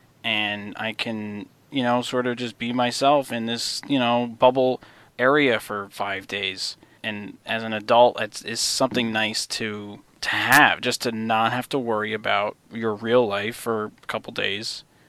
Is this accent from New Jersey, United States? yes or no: yes; New Jersey, United States; I'm from New Jersey. So I'm in that New York bubble of craziness.